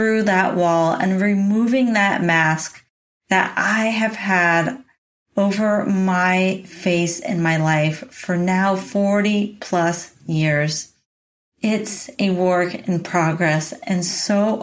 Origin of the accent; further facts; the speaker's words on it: San Diego, California, United States; moved away as an adult; also born or lived in Boulder, Colorado; now in Oregon, United States; I went home from Boulder, Colorado to San Diego, California to live back at home with my parents